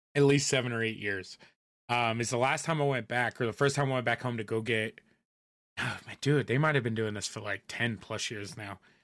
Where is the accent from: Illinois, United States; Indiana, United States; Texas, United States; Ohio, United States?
Indiana, United States; moved away; I grew up in Indiana